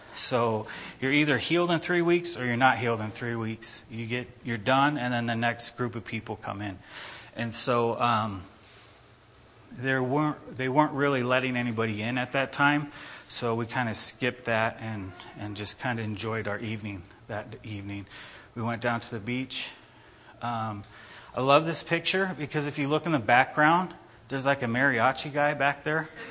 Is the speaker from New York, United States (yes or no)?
no; Idaho, United States; People ask, "Where are you guys from?" You say Idaho.